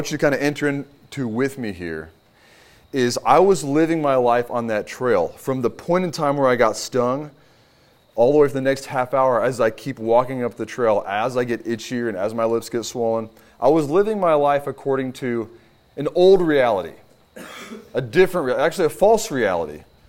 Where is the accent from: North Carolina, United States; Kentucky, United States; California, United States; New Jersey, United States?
Kentucky, United States; also born or lived in Houston, Texas; now in Virginia, United States; I'm originally from Kentucky.